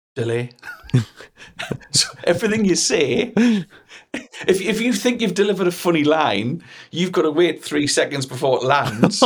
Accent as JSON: {"language": "English", "town": "Newcastle upon Tyne", "region": "North East England", "country": "United Kingdom", "accent": "Geordie", "said": "my Geordie text and type thing"}